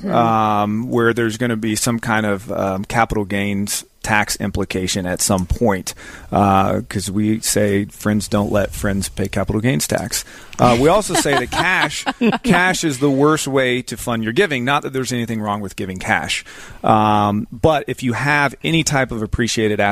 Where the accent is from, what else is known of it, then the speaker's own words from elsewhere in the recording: Zephyrhills, Florida, United States; I grew up in Zephyr Hills, kind of right up the road.